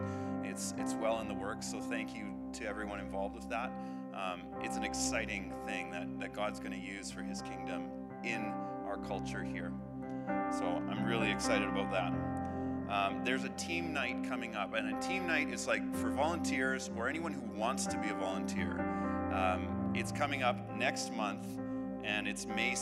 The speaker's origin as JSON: {"language": "English", "region": "Manitoba", "country": "Canada", "moved": "yes", "lives_now": "Alberta, Canada", "said": "I'm from Manitoba."}